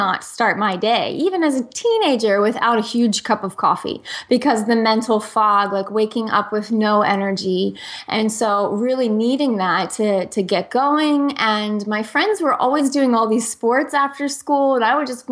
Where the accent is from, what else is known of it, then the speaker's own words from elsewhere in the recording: New Jersey, United States; moved away; I'm from New Jersey originally, and I say I was raised on pizza, pasta, and antibiotics.